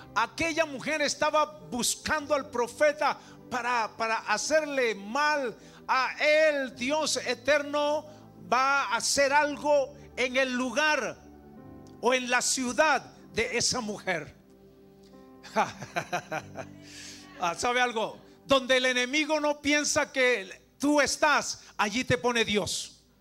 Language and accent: Spanish; Venezuela; como venezolano